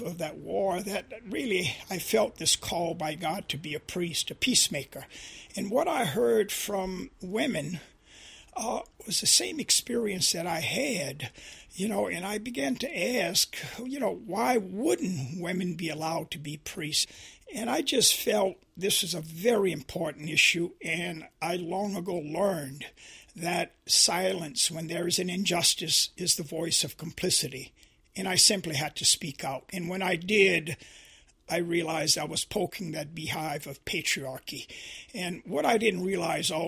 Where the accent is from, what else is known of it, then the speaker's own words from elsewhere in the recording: Louisiana, United States; growing up in Louisiana and experiencing, the immorality of racism. I went to 12 years of public schools that were segregated